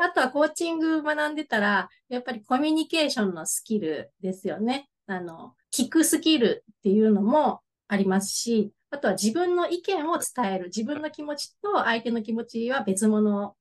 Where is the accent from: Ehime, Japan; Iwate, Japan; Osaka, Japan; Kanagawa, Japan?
Ehime, Japan; Imabari; 生まれも育ちも、もう地元なんですけれども、大学の時は県外に出て、また就職の時に戻ってきて、で、ずっと住んでます